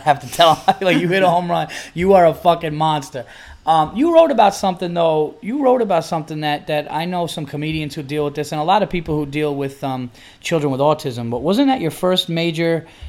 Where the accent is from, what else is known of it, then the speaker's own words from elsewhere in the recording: New York, United States; now in Los Angeles, United States; We're actually both from New York, and we happen to both be in Los Angeles